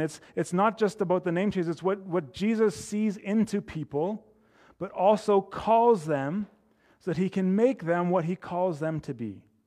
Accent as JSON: {"language": "English", "town": "Edmonton", "region": "Alberta", "country": "Canada", "tie": "born or raised there", "also_born_or_lived": "Calgary", "said": "living at where I grew up in Edmonton"}